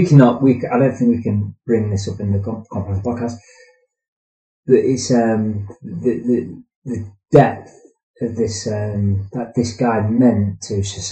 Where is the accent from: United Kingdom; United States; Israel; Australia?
United Kingdom; we're British guys